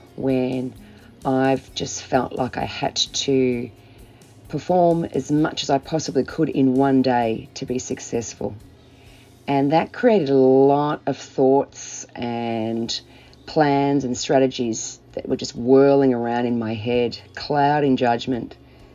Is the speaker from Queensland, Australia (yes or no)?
no; Melbourne, Victoria, Australia; from Melbourne, Australia.